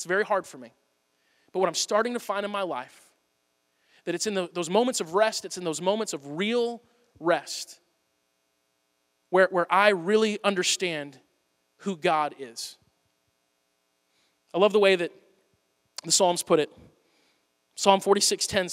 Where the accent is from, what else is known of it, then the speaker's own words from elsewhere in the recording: United States; I'm an American.